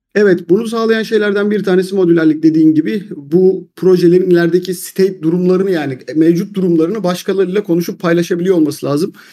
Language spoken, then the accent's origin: Turkish; Turkey